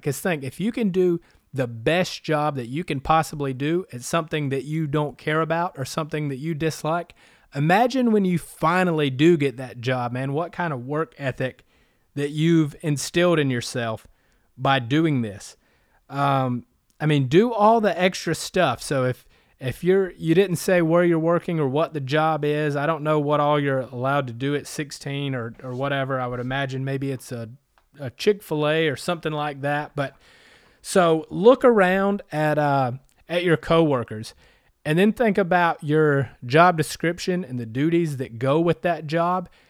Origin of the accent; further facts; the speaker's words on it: Anderson, South Carolina, United States; also born or lived in San Diego / Huntington Beach / Las Vegas / Northern California; now in Greenville, United States; I was born and raised in South Carolina in Anderson